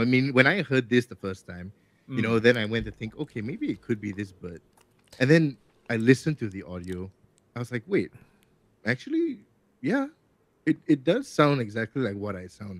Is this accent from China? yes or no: no; Singapore; as a Singaporean, I have never heard, I've never smelt the smell of frangipani.